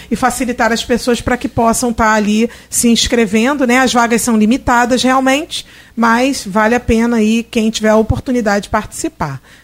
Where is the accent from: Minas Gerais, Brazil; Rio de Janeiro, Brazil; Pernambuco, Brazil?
Rio de Janeiro, Brazil; now in Campos dos Goytacazes, Brazil; eu sou, eu sou é, carioca e tal, eu moro em Campos